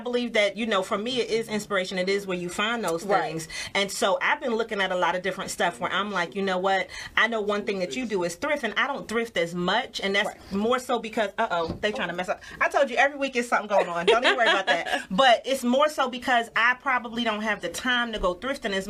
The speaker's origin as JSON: {"language": "English", "region": "New York", "country": "United States", "said": "I'm from New York"}